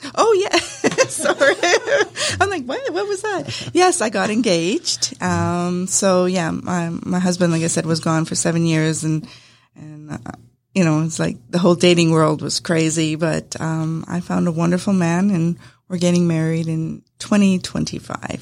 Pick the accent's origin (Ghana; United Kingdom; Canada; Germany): Canada; Winnipeg, Manitoba; moved away as an adult; now in Acworth, United States; I was uh, originally from Canada. My husband and I came from Winnipeg, Manitoba, and uh, we came down to Georgia.